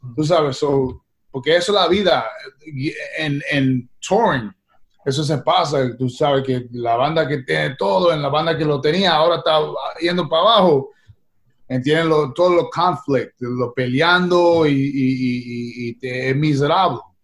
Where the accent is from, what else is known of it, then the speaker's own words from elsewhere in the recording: New York City, New York, United States; Spanish is a second language; also born or lived in Brooklyn, New York; now in Los Angeles, United States; yo nací en, Brooklyn, pero yo soy de Queens.